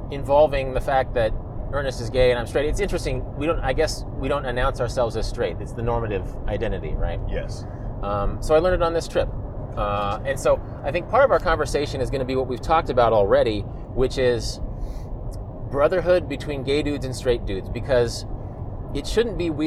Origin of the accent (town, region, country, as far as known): United States; born or raised there